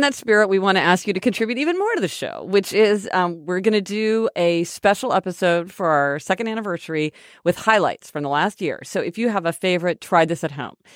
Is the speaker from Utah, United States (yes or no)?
no; Kansas City, Missouri, United States; We're from Kansas City, Missouri